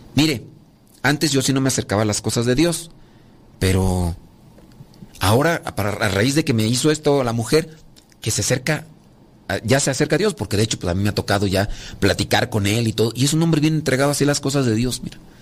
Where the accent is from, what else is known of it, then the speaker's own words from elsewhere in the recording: Mexico; yo soy de México, la cultura maya aquí de, México.